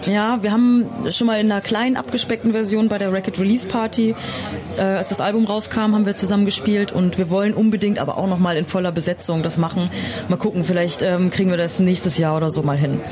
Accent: Bad Essen, Lower Saxony, Germany; now in Berlin, Germany; ich komme aus Niedersachsen. Ich komme aus der Nähe von Osnabrück, aus Bad

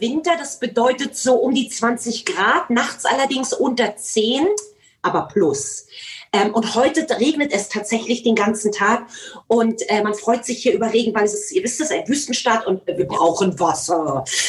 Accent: Germany; Ich bin ja in der DDR groß geworden

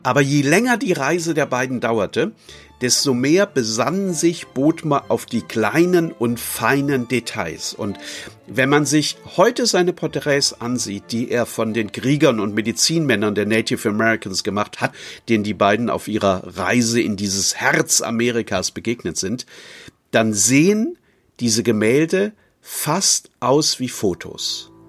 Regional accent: Neuwied, Rhineland-Palatinate, Germany; Ich komme wie unser Prinz aus Neuwied

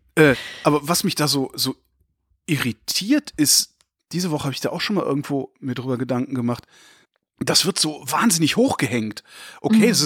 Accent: Germany; ich bin von deutschen Eltern in Deutschland geboren, deutsch sozialisiert worden

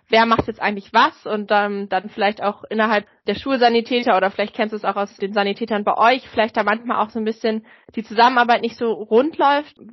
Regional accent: Hamburg, Germany; die ja auch in Hamburg zumindest, wir kommen ja aus Hamburg

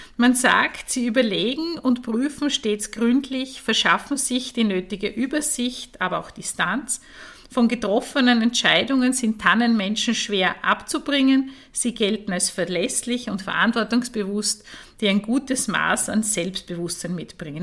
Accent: Eastern Styria, Austria; ich komme aus der Oststeiermark

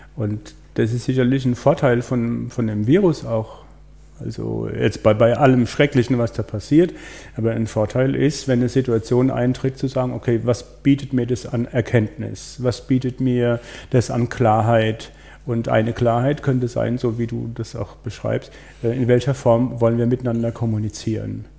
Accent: Breisgau, Baden-Württemberg, Germany; ich komme aus dem Breisgau

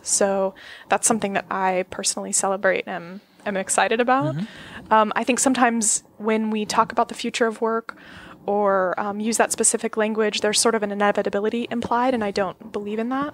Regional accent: Florida, United States; I grew up in Florida, which is a totally strange place to grow up

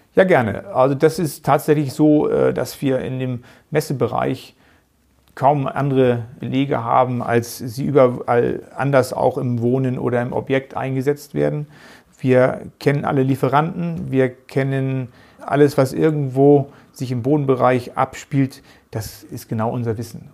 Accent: Geesthacht, Schleswig-Holstein, Germany; accent: northern German; also born or lived in Hamburg; Es ist unschwer immer noch zu hören, dass ich aus dem Norden Deutschlands komme bin in Gestacht bei Hamburg ja, aufgewachsen, geboren in Hamburg.

